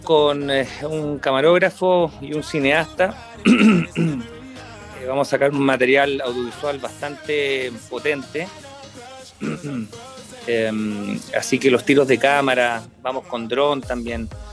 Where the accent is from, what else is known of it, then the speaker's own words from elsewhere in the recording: Chile; como artista chileno en 20 años en el mundo de la magia